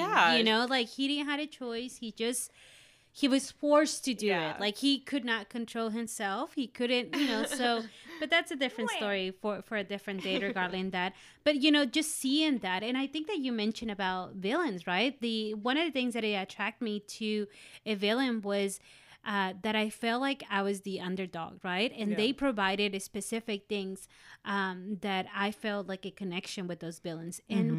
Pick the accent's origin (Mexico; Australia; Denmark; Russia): Mexico; when I think about soap operas growing up in Mexico